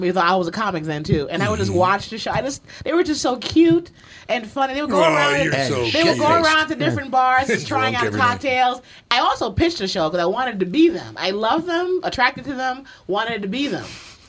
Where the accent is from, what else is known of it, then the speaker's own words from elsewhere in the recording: New York City, New York, United States; moved away as an adult; also born or lived in Los Angeles; I'm from the Bronx. I just moved back.